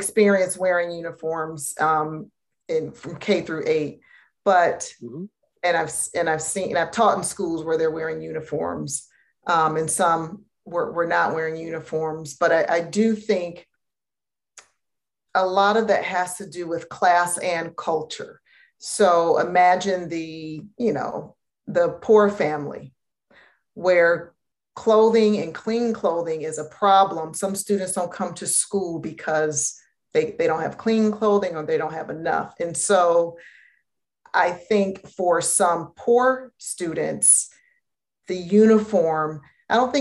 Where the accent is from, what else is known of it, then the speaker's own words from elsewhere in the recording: Detroit, Michigan, United States; I'm from Detroit, and my parents sent us to Catholic schools